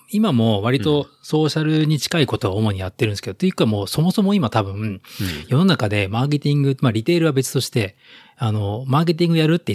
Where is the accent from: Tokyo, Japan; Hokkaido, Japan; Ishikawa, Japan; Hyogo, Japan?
Tokyo, Japan; 東京生まれ、東京育ち、